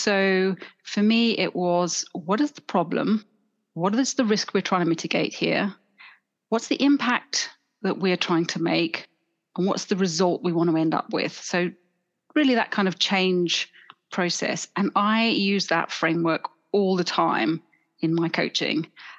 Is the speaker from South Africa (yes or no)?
yes; Johannesburg, Gauteng, South Africa; accent: South African; now in London, United Kingdom; I grew up in South Africa. You may detect a little accent every now and then coming in, but I think I've spent more years living in London now than I ever did in Johannesburg.